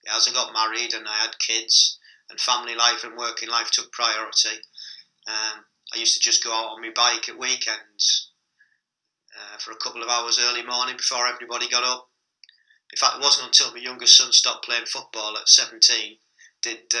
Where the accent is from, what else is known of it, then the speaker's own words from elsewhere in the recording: Stockton-on-Tees, North East England, United Kingdom; moved away; my hometown of Stockton